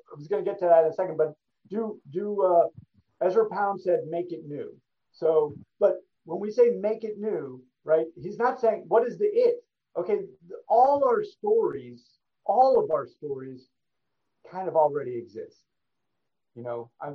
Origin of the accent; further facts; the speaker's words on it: New York, United States; I grew up in New York.